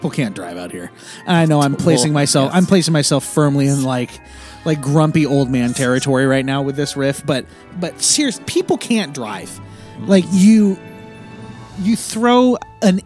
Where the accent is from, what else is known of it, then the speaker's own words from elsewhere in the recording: Eastern Washington, United States; now in Western Washington, United States; I grew up in Eastern Washington. I grew up with snow every year